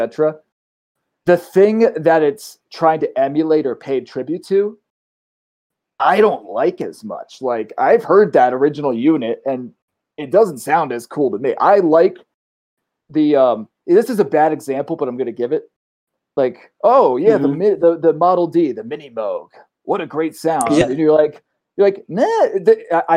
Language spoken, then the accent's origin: English; New Jersey, United States; I grew up in Jersey